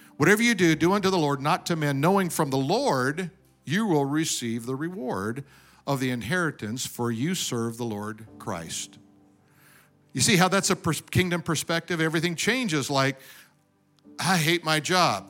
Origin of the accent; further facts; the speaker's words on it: Denver, Colorado, United States; now in California, United States; I was born in Denver, grew up in snow.